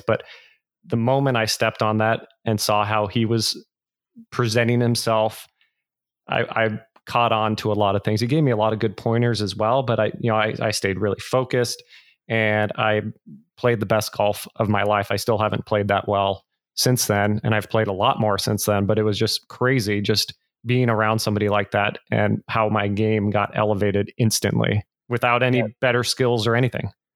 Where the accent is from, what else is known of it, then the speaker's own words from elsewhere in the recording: the Bay Area, California, United States; I'm originally from the Bay Area